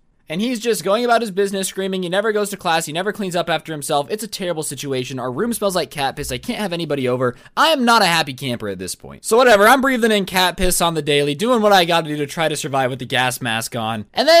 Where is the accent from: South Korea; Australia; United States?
South Korea; English is a second language; moved away; I'm here for the summer since I'm from Korea.